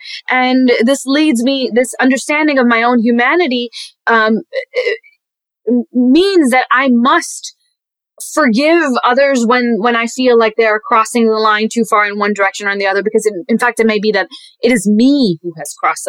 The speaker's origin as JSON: {"language": "English", "country": "Pakistan", "tie": "born there", "said": "I was born in Pakistan, so that means that I'm not."}